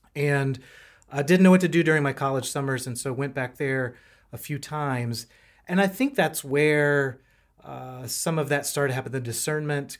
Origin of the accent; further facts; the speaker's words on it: North Carolina, United States; moved away as an adult; now in Richmond, United States; I am a North Carolinian, uh, so I'm a little bit in, still in, in, uh, different territory here in Virginia. I grew up in North